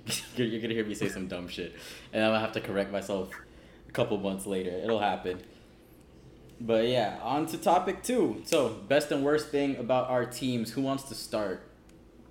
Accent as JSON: {"language": "English", "town": "Miami", "region": "Florida", "country": "United States", "tie": "born or raised there", "said": "I grew up in Miami"}